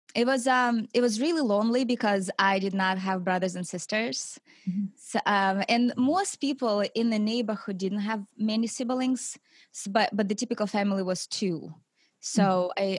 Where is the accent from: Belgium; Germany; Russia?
Russia; Siberia; moved away; I grew up in Russia, in Siberia, in a big city